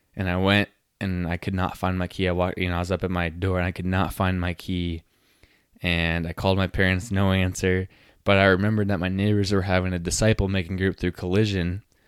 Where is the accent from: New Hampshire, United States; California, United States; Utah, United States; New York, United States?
Utah, United States; now in South Dakota, United States; growing up in Utah, it's very known for being Mormon. So I grew up, grew up in the Mormon church